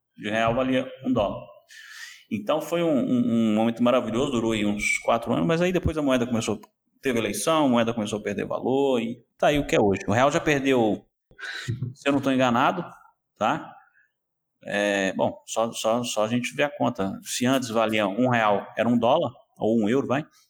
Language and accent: Portuguese; Belo Horizonte, Minas Gerais, Brazil; moved away as an adult; also born or lived in Lisbon area, Portugal; now in Lisbon, Portugal; Eu sou, eu sou de Belo Horizonte, então sou de Minas Gerais, terra dos mineiros